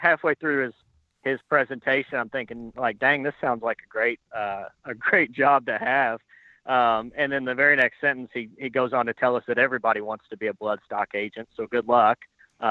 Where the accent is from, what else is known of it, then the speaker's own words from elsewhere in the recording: Louisville, Kentucky, United States; also born or lived in Southern Indiana / Lexington, Kentucky; I grew up around Louisville, Kentucky, southern Indiana area